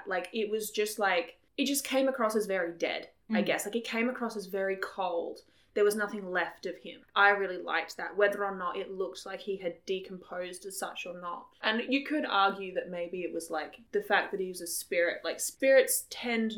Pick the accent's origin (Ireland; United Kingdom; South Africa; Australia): Australia; we come from Australia.